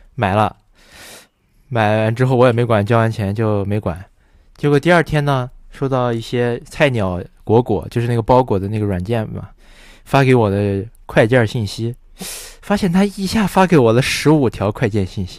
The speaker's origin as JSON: {"language": "Chinese", "town": "Wuhan", "region": "Hubei", "country": "China", "said": "我们武汉人火锅都是在路上吃的"}